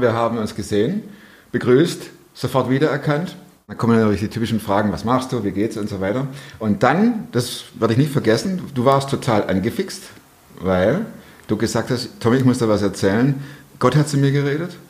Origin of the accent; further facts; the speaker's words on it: Swabia, Germany; accent: Swabian; now in Cologne area, Germany; ich als Schwabe